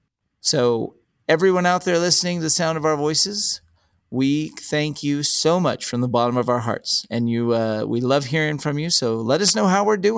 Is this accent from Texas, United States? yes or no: yes; Texas, United States; three friends born and raised in the Lone Star State share our views on the history, culture, and just what it means to be Texan.